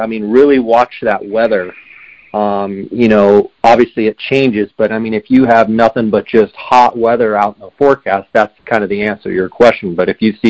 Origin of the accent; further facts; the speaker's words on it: Arizona, United States; I'm from Arizona